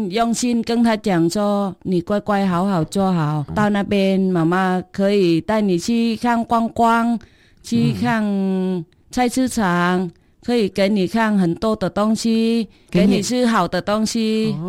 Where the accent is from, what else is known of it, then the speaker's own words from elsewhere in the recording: Vietnam; Chinese is a second language; moved away as an adult; also born or lived in Taiwan; now in Dawu, Taitung, Taiwan; 我是越南人，我嫁来台湾十九年。